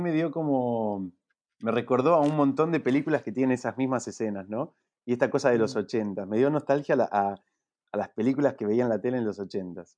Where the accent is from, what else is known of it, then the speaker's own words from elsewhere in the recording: Neuquén, Argentina; moved away; yo crecí en Neuquén